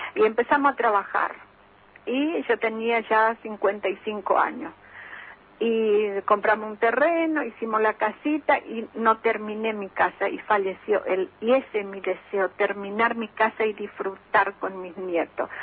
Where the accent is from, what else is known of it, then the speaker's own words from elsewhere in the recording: Paraguay; moved away as an adult; now in Argentina; Yo me vine de Paraguay para trabajar y para vivir mejor